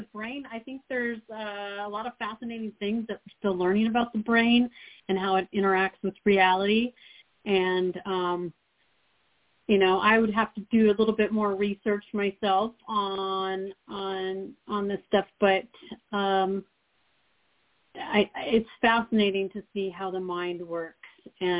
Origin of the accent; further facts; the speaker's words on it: Alaska, United States; also born or lived in Montana; And then my family moved us up to Alaska, so I grew up mainly in Alaska, probably for most of my majority of my schooling was.